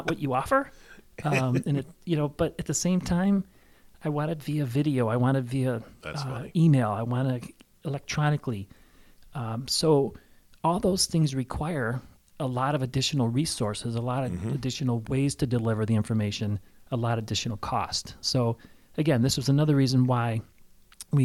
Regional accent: Chicago, Illinois, United States; now in Valparaiso, United States; I'm from Chicago, but I didn't want to move back into Chicago. I love Valparaiso.

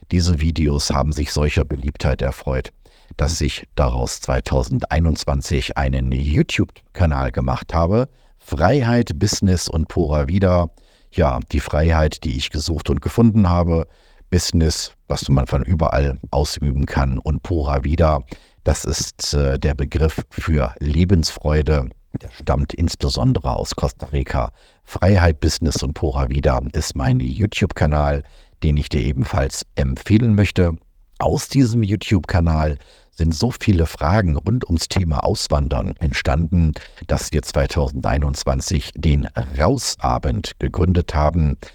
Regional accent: Germany; moved away as an adult; 2020 hat es mir gereicht. Ich bin aus Deutschland weg, wollte eigentlich nur nach Panama auswandern und dort bleiben

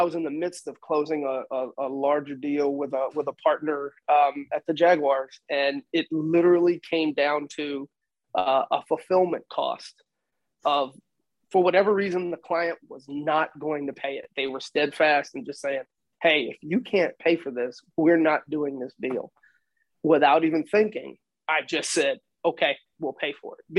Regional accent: New York, United States; moved away as an adult; also born or lived in Texas; I was from New York

